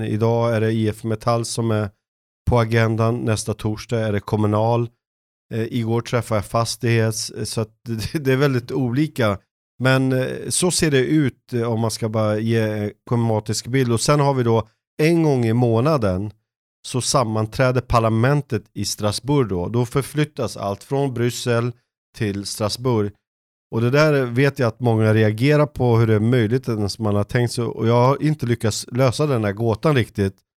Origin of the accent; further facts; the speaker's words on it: Stockholm, Stockholm County, Sweden; moved away as an adult; also born or lived in Jönköping; jag var uppvuxen i norra Stockholm